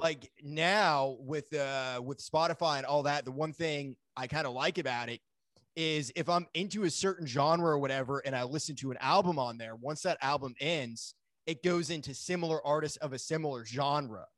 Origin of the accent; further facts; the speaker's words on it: Maine, United States; I grew up in Maine